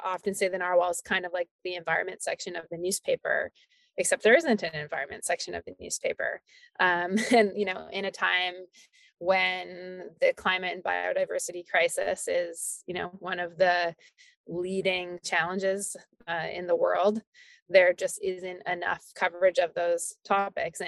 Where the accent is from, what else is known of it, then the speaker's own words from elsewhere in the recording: Alberta, Canada; moved away as an adult; also born or lived in Calgary / England; I moved back to Alberta from England